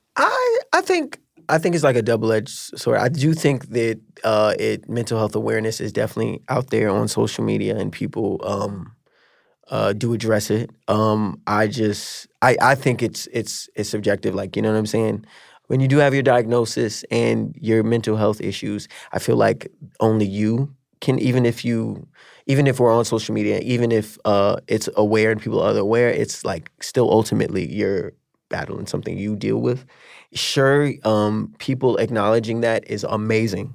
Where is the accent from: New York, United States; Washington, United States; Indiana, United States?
New York, United States; New York City; I got into this high school in a different area of New York